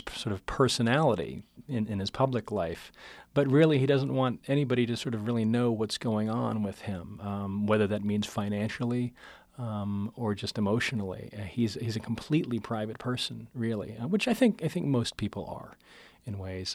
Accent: Pittsburgh, Pennsylvania, United States; moved away; I'm from Pittsburgh originally

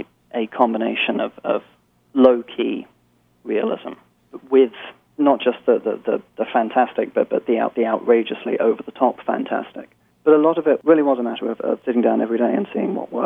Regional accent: London, United Kingdom; moved away as an adult; now in New York, United States; I'm originally from London. But I've lived in the States for 8 years or so, and in New York for about four

